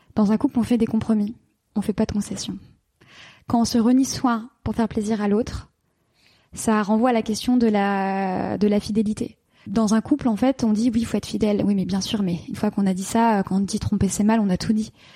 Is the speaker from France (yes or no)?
yes; Paris, Île-de-France, France; moved away as an adult; also born or lived in London; j'ai quitté la France, j'ai quitté Paris, j'ai quitté mes amis, et je suis partie m'installer à Londres